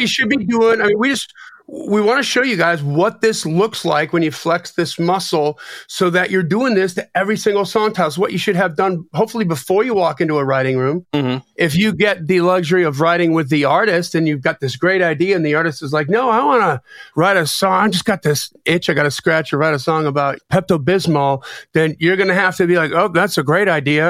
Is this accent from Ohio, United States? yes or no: no; Delavan, Wisconsin, United States; I grew up in Lake Geneva. Oh. Well, actually, Delavan, Wisconsin, right next door to Lake Geneva